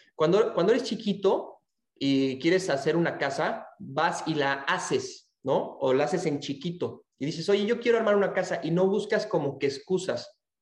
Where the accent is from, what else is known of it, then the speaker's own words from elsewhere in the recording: Mexico; now in Texas, United States; aquí nací en México, ahorita estoy viviendo en Texas y estoy trabajando en, este, en España